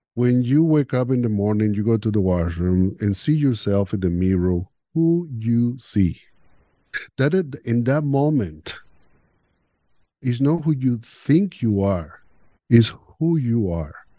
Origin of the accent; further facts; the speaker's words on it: Venezuela; English is a second language; moved away as an adult; now in Canada; growing up in Venezuela, in a machista so, uh, society